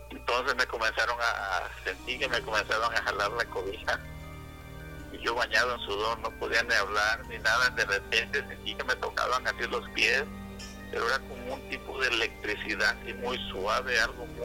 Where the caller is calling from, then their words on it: Seattle, Washington, United States; De Seattle, del estado de Washington.